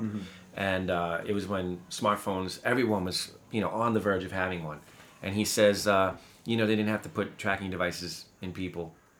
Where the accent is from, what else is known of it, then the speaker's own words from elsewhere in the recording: New York City, New York, United States; Listen, I'm from Brooklyn. I'm from Brooklyn.